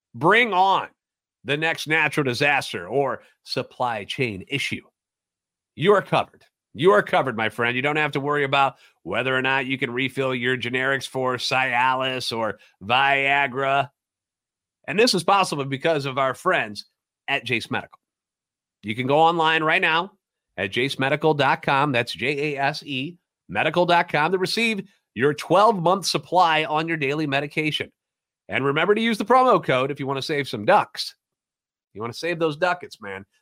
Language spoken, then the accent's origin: English; St. Louis, Missouri, United States; Born and raised in the Lumen, a lifetime Cardinals fan